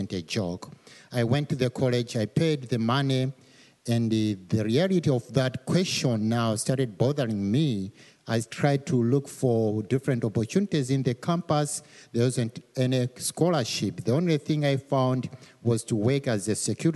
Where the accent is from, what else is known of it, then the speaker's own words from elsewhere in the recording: Malawi; moved away as an adult; I'm from Malawi. Malawi is one of the smallest countries in Africa, and it's one of the poorest countries in the world. An average income for most of the families is around $500. Most of the people, they make a dollar a day. So I grew up in that kind of environment